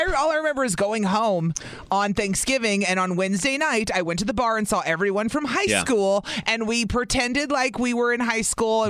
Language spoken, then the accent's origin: English; Cleveland, Ohio, United States; also born or lived in New Mexico / Nevada / Illinois; now in Wisconsin, United States; I grew up in Cleveland